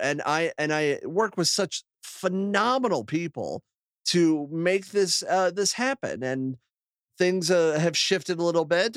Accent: Akron, Ohio, United States; moved away as an adult; now in Toledo, United States; I moved from my hometown of Akron to, uh, Toledo, Ohio

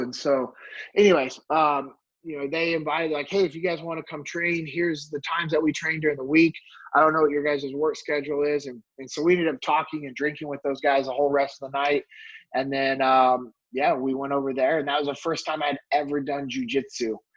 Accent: Sacramento, California, United States; moved away as an adult; also born or lived in North Mississippi; now in Dallas Fort Worth, United States; I'm born and raised in California. I uh, grew up in Sacramento

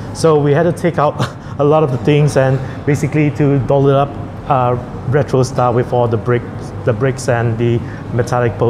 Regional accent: Singapore; moved away as an adult; now in Pattaya, Thailand; I'm actually from Singapore, and I've been working in Pattaya for just a little over 2 years

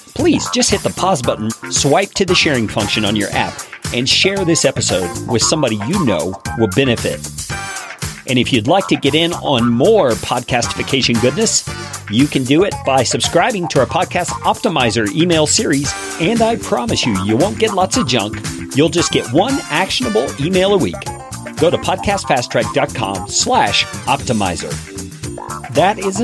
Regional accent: Colorado, United States; Yeah, I'm from Colorado.

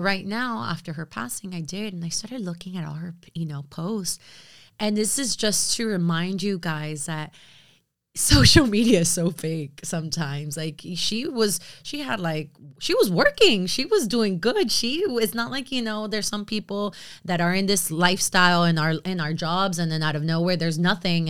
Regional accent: United States; I am American, but I am also very much Latina.

